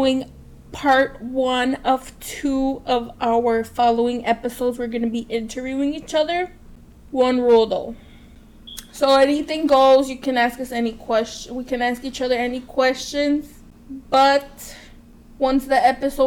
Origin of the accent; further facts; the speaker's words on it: Waukegan, Illinois, United States; born in Waukegan at this hospital called Santa Teresa, but it doesn't exist anymore.